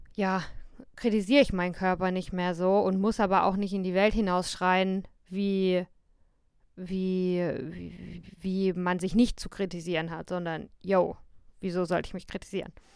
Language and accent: German; Germany; moved away as an adult; mich dann halt ähm, nochmal ganz anders als Deutsche wahrgenommen habe.